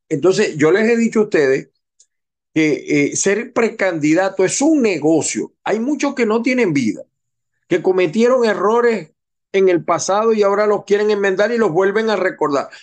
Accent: Venezuela; moved away as an adult; me vine yo de Venezuela

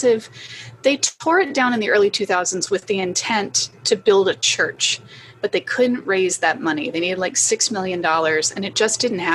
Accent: the South, United States; moved away; I'm from the South

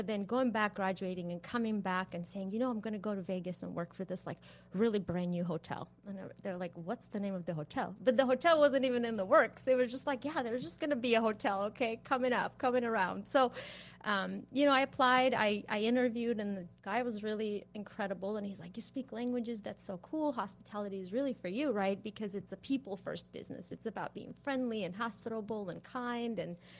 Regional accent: Yerevan, Armenia; English is a second language; moved away as an adult; also born or lived in Pasadena, California; now in United States; Thank you for the great introduction. I'm originally from Yerevan, Armenia. I first came to U.S. when I was 19. Came here to Pasadena

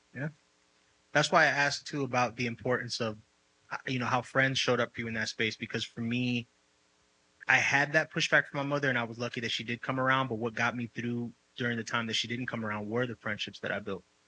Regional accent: New York City, New York, United States; moved away as an adult; also born or lived in Dominican ancestry; now in Los Angeles, United States; I'm Dominican, I'm from the Bronx

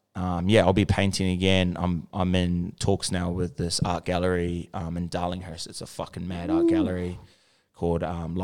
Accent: Auckland, New Zealand; moved away; And like I'm from South Auckland as well

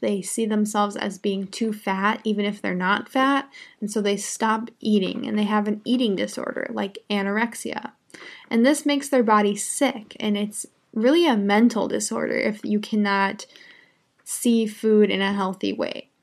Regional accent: United States; I'm an American English teacher. I live in the United States

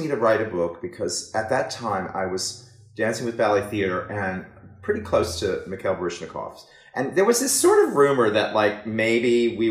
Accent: Beaumont, Texas, United States; moved away; in Beaumont, Texas.

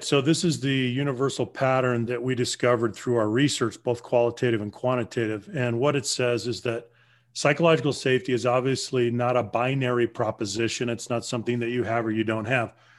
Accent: Southern Colorado, United States; moved away; also born or lived in Los Angeles / Bay Area; I grew up in Southern Colorado among the Navajo Native

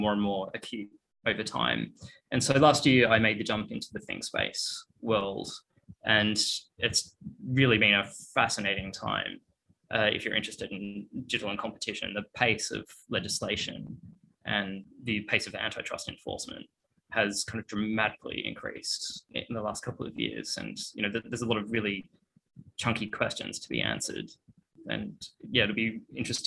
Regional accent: Australia; moved away as an adult; also born or lived in Melbourne / United States; now in London, United Kingdom; As you can probably hear from my voice, I'm Australian

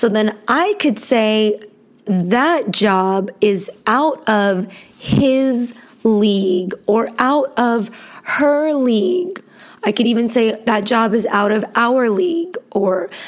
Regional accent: Los Angeles, California, United States; I was born in Los Angeles, California, and I was raised in a very multicultural city

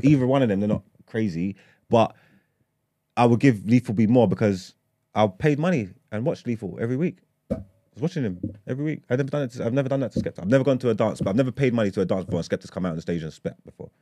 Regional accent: London, United Kingdom; I grew up in East London

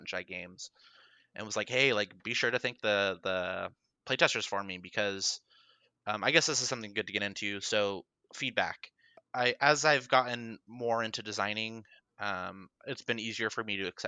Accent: Reno, Nevada, United States; moved away; in Reno, which is actually my hometown

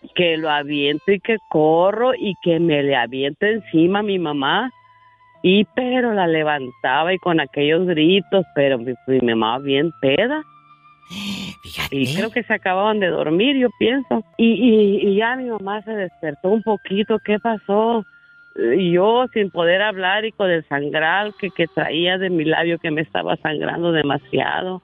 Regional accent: Mexico; moved away; mi vida fue un infierno de niña allá en México

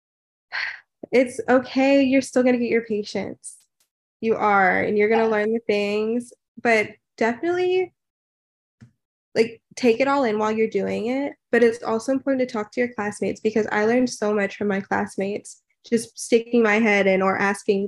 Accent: Houston, Texas, United States; moved away as an adult; I moved back to Houston. So I'm from Houston.

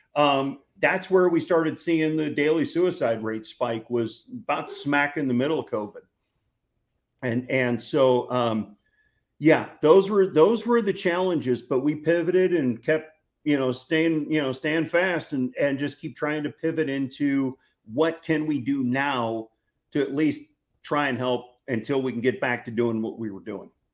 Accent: St. Louis, Missouri, United States; now in Texas, United States; growing up in St. Louis

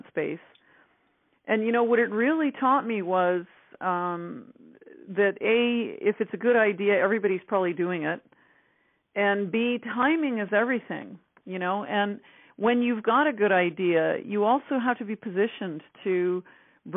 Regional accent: Northern Ontario, Canada; I'm actually from Northern Canada. I'm a backwoods girl, Northern Ontario, actually. So, you know, I used to watch the mosquitoes hatch as a kid

